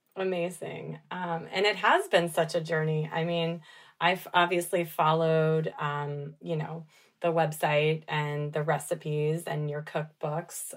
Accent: Dallas, Texas, United States; I grew up in Dallas

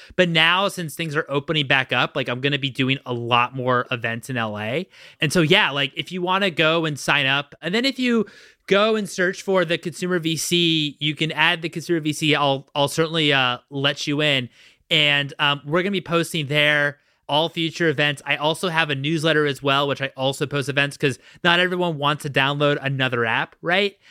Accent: Washington, District of Columbia, United States; now in Los Angeles, United States; I'm from Washington, D C originally

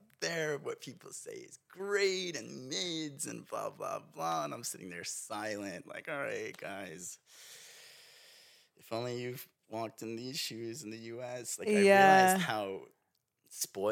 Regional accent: Long Island, Suffolk County, New York, United States; also born or lived in Brooklyn, New York; Family and everybody's from the Brooklyn area. And then I grew up in the Long Island, Suffolk County area of New York

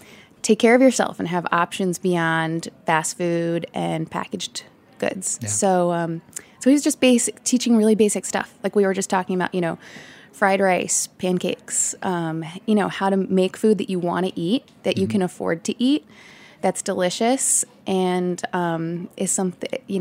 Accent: New York, United States; moved away as an adult; now in San Francisco, United States; I'm actually from New York, so it's good to be home.

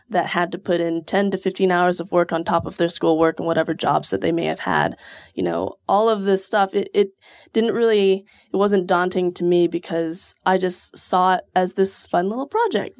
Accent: Houston, Texas, United States; moved away as an adult; now in Austin, United States; I'm from Houston originally, but I moved here six years ago

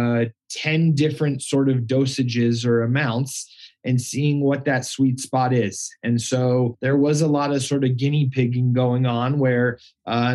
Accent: Colorado, United States; going to college in Boulder and growing up in Colorado

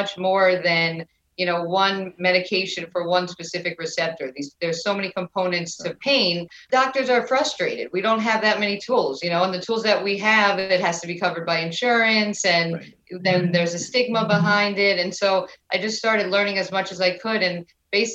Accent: New York, United States; moved away as an adult; now in Florida, United States; I am originally from New York

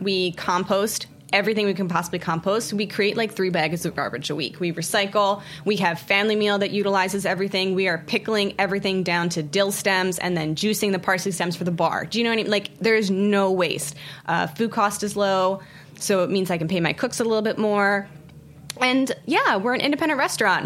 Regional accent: outside of Baltimore, Maryland, United States; moved away as an adult; also born or lived in San Francisco / Washington D.C.; now in New York City, United States; I grew up outside of Baltimore in a really, really small farming community.

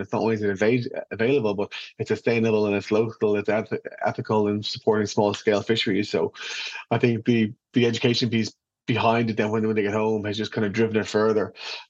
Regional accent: Ireland; You know, we travel an awful lot as Irish people.

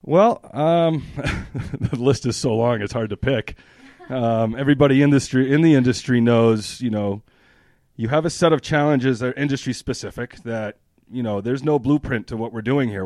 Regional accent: New Hampshire, United States; moved away as an adult; I'm from New Hampshire, born and raised.

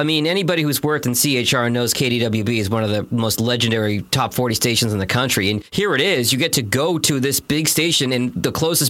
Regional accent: New England, United States; I grew up in New England.

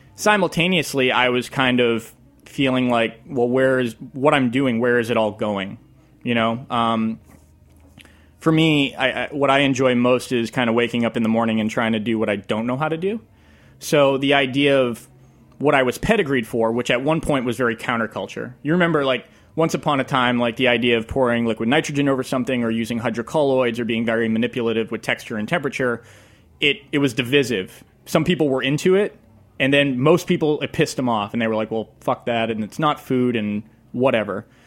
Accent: Leominster, Massachusetts, United States; I grew up in Leominster, Massachusetts

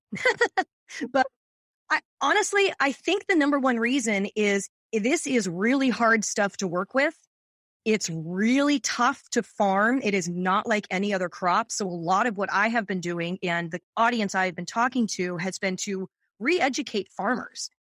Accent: Seattle, Washington, United States; also born or lived in New York / San Francisco; now in Long Beach, United States; I was born and raised in Seattle

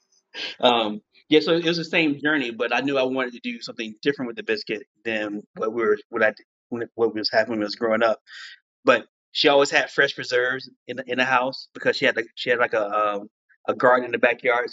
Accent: Columbia, South Carolina, United States; now in New York City, United States; born and raised in Columbia, South Carolina.

